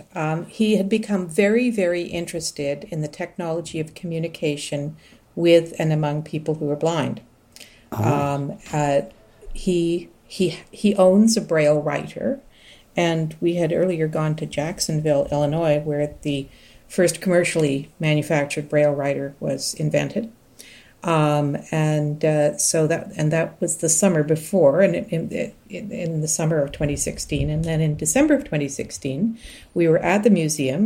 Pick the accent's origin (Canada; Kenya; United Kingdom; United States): Canada; Toronto, Ontario; I'm talking to you from Toronto, and I am from Toronto.